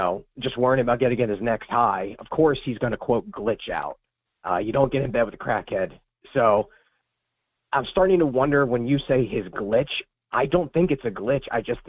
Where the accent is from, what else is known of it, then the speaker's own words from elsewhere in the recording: Pennsylvania, United States; I grew up in Pennsylvania, too